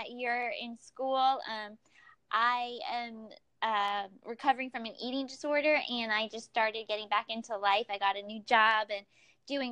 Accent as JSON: {"language": "English", "region": "Florida", "country": "United States", "said": "I'm from Florida"}